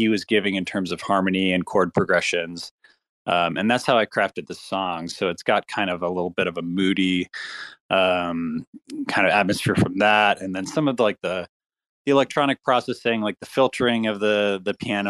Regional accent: Austin, Texas, United States; I grew up in Austin, Texas, and I played in bands when I was growing up

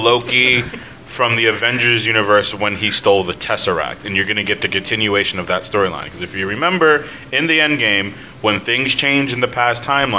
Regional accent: New York City, New York, United States; And I'm from the Bronx.

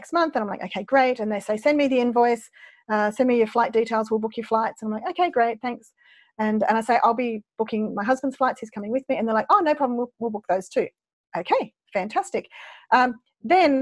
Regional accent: Australia; I'm an Aussie

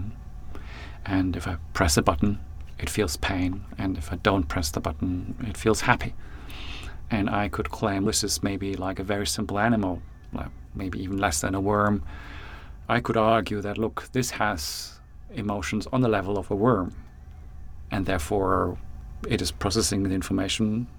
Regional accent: New Zealand

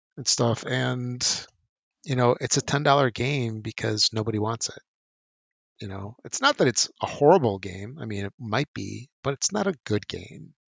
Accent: United States; growing up in the States with mass market, you know, Toys R Us games

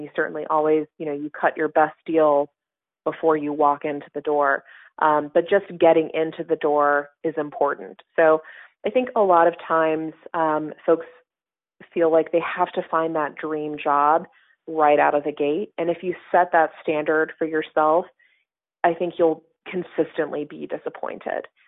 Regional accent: Southern California, United States; moved away as an adult; now in Washington, United States; as a kid growing up in Southern California

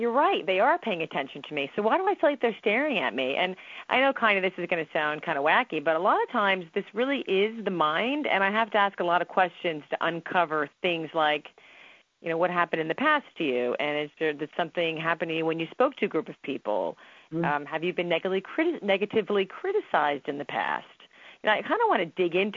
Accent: New Jersey, United States; I'm from New Jersey. I'm Italian

